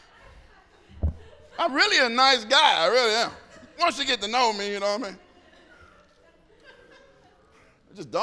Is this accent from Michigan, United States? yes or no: yes; Detroit, Michigan, United States; I grew up in Detroit.